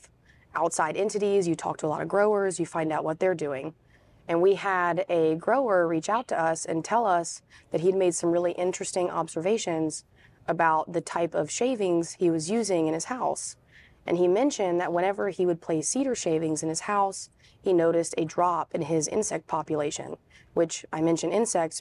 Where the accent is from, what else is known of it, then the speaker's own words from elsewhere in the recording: Raleigh, North Carolina, United States; I'm from Raleigh, North Carolina.